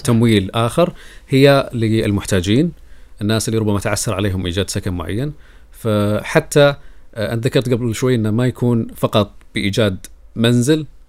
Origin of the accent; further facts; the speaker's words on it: Saudi Arabia; عندنا في السعوديه